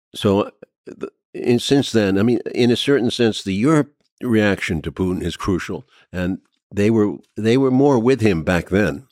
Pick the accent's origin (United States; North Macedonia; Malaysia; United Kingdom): United States; as an American